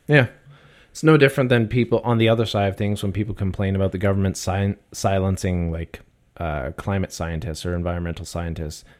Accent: Canada; being Canadian

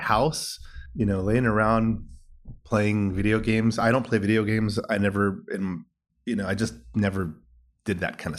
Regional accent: Los Angeles, California, United States; I'm from originally from East LA, Southern California.

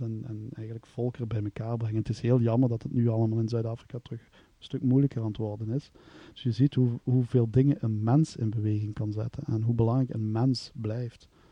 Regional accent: Kanne, Flanders, Belgium; Ik ben van kan, kan afkomstig aan de grens bij Maastricht

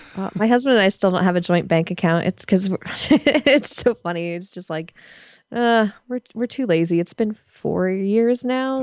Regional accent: Connecticut, United States; I'm also from Connecticut

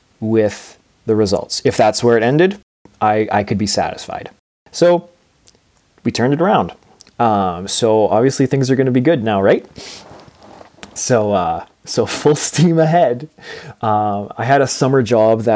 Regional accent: Portage la Prairie, Manitoba, Canada; in the Portage La Prairie School Division, so my hometown

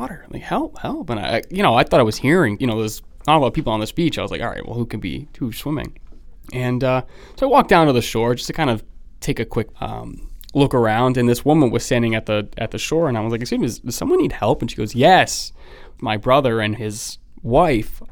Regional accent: New England, United States; I'm from New England

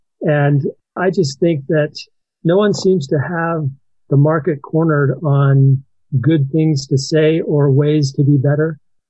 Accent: Monroe, Washington, United States; I'm from Monroe, Washington.

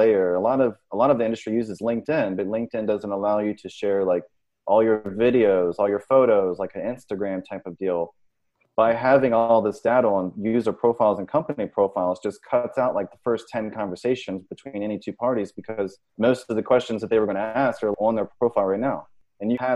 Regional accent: Richmond, Virginia, United States; now in Miami Beach, United States; I'm originally from Richmond, Virginia

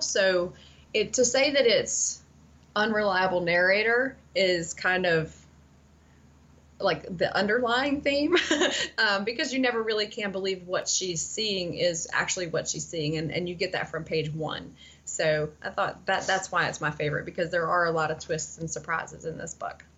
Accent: Tennessee, United States; I grew up in Tennessee

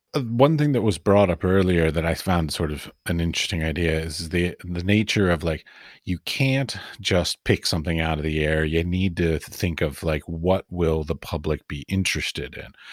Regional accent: United States; moved away as an adult; also born or lived in Middle East; now in Prague, Czech Republic; I come from America

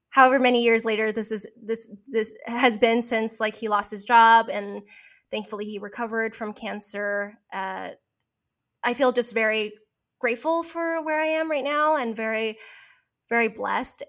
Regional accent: Orange County, California, United States; also born or lived in Berkeley, California; I grew up in Orange County

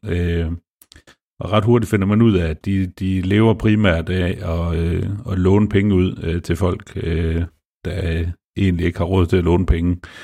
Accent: Denmark; jeg er jo også dansker

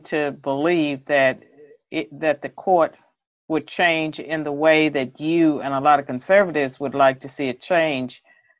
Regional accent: Bedford, Virginia, United States; my hometown of Bedford, Virginia.

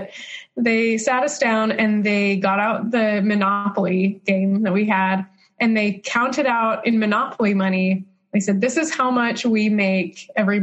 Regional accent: Utah, United States; also born or lived in Arizona; I grew up in Utah, went to Brigham Young University for my undergraduate

